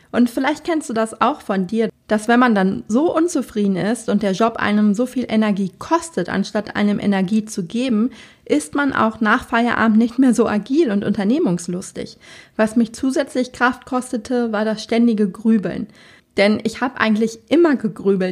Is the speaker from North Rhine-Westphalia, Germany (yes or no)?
yes; Sauerland, North Rhine-Westphalia, Germany; moved away as an adult; also born or lived in Berlin; Ich komme ja ursprünglich auch aus dem Sauerland